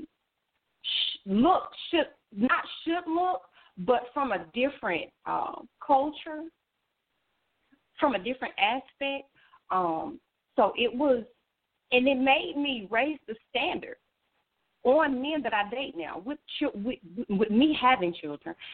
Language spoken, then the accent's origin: English; the South, United States; we are from the South.